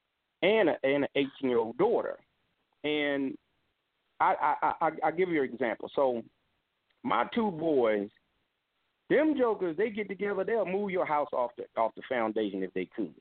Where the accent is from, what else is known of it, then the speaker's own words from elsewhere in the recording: Philadelphia, Pennsylvania, United States; when I was growing up in Philly